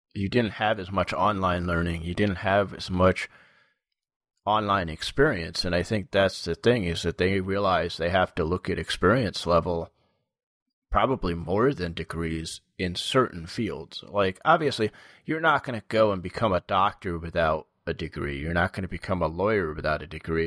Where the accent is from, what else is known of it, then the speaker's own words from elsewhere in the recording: New York, United States; I'm from New York